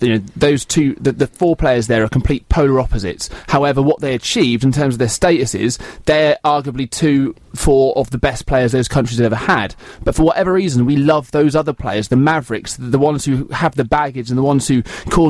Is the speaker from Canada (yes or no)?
no; England, United Kingdom; it's funny because we're English and we've got this history with Maradona, the hand of God and countless other things.